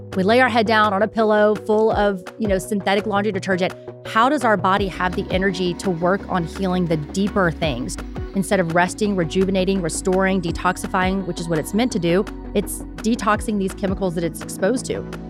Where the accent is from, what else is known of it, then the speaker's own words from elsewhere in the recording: Houston, Texas, United States; now in Austin, United States; I was born and raised in Houston